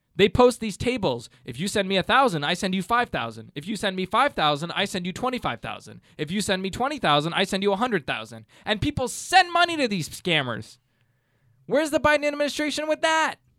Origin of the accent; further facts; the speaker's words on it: Canada; growing up in Canada